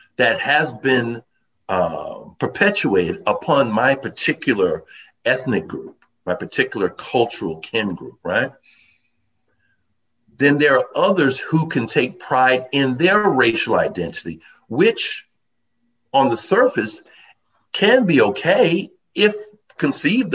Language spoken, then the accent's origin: English; New York City, New York, United States; also born or lived in Manhattan / Westchester; I'm a native New Yorker. I was born in Brooklyn, lived in Manhattan, worked in the various boroughs, lived in Westchester